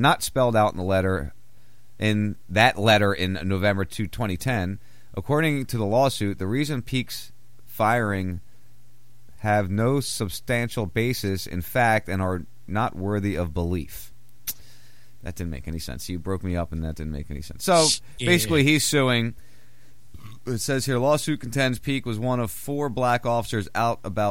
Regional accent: New Jersey, United States; I'm not a New Yorker. My mom's a New Yorker. I'm a Jersey boy

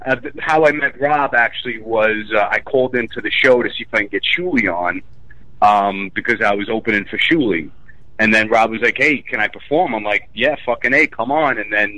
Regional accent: Staten Island, New York, United States; Staten Island.

